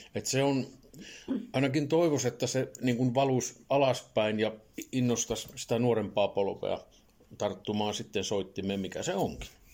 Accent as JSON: {"language": "Finnish", "town": "Laukaa", "region": "Central Finland", "country": "Finland", "tie": "born or raised there", "lives_now": "Lievestuore, Finland", "said": "Mä oon Laukaalainen syntyisin tuolta toiselta reunalta pitäjää"}